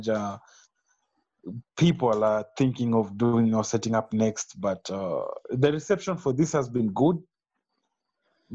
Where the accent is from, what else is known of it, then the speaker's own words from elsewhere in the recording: Kenya; we're three MCs from Kenya, based in Nairobi